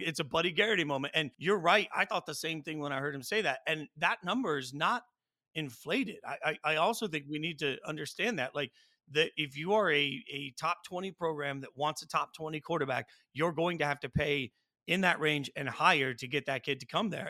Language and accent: English; Las Vegas, Nevada, United States; growing up in Vegas